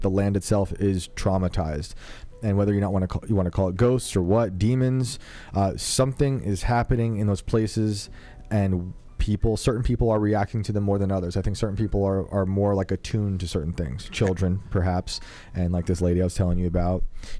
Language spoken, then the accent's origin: English; West Point, New York, United States; I grew up in West Point.